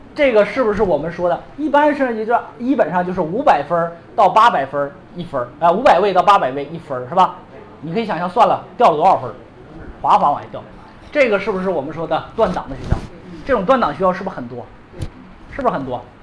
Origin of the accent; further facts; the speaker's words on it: Liaoning, China; moved away; 辽宁师范大学，我老家里的学校，但大连辽宁师范大学